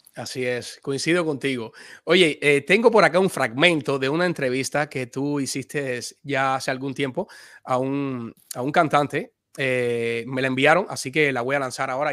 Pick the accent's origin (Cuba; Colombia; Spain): Cuba; mi paisano